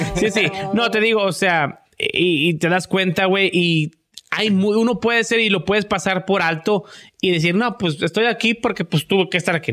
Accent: Matamoros, Tamaulipas, Mexico; moved away; somos muy americanizados ahí

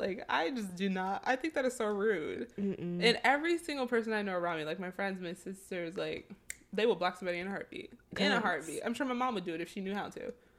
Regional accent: Cleveland, Ohio, United States; And I'm from Cleveland

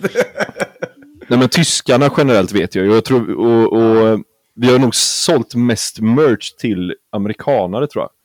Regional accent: Gothenburg, Västra Götaland, Sweden; jag är göteborgare också

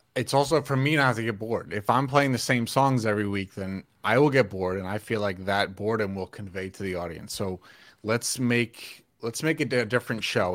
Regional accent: New York, United States; also born or lived in Pennsylvania / Atlanta; now in Mount Holly, United States; I I'm from New York originally

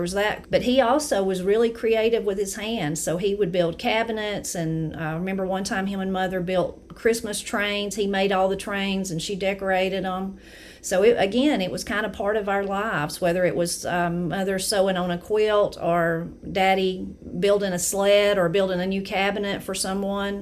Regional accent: Brasstown, North Carolina, United States; I'm from Brasstown, North Carolina.

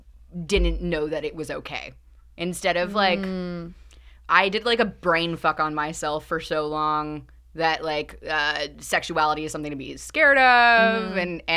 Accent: North Carolina, United States; I'm from North Carolina.

